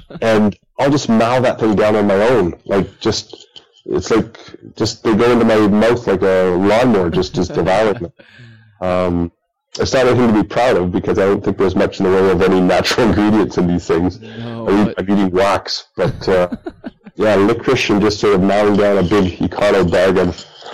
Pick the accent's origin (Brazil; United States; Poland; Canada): Canada; Bradford, Ontario; growing up in Bradford, when I was younger